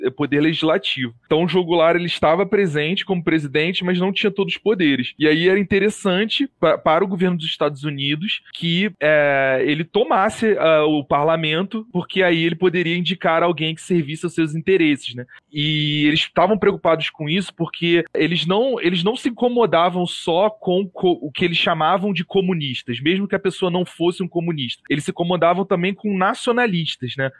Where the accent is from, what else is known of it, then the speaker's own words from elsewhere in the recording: Rio de Janeiro, Brazil; moved away as an adult; now in Caruaru, Brazil; Estou morando em Caruaru atualmente, mas sou carioca